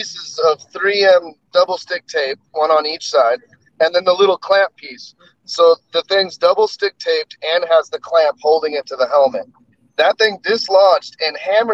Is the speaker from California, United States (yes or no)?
yes; Hemet, California, United States; now in Sherwood, United States; I grew up down in Hemet in Southern California.